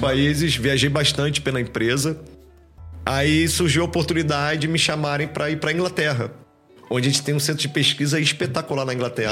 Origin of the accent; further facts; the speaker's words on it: Nilópolis, Rio de Janeiro, Brazil; sou do Rio de Janeiro é, na real, sou de Nilópolis, uma cidade do Rio de Janeiro, grande Rio de Janeiro